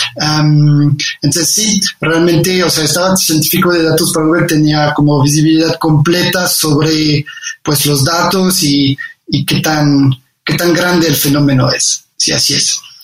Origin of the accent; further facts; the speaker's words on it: Condé, Hauts-de-France, France; Spanish is a second language; moved away as an adult; also born or lived in Paris, France; now in Mexico; yo soy del norte de Francia, nací en un pueblo que se llama Condé, muy, muy cerca de, Inglaterra.